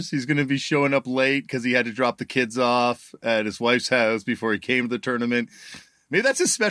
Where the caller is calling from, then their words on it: Toronto, Ontario, Canada; I'm joining you from Toronto, Canada, in my basement